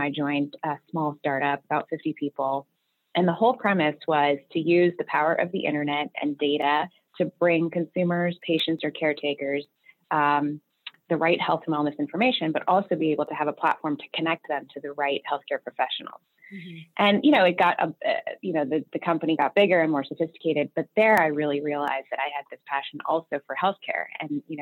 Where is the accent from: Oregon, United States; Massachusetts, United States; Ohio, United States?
Oregon, United States; Beaverton; now in New York, United States; I actually grew up on the West Coast out in Beaverton, Oregon